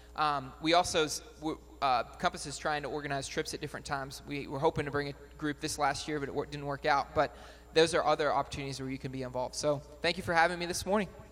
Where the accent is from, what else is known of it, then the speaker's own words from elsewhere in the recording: Batesville, United States; moved away as an adult; now in Worcester, United States; I grew up in Batesville